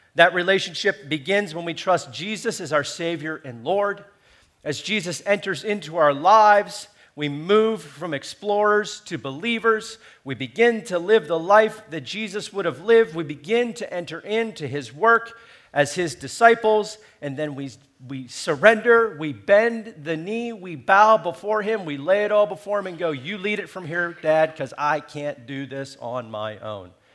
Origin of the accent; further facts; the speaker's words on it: United States; being American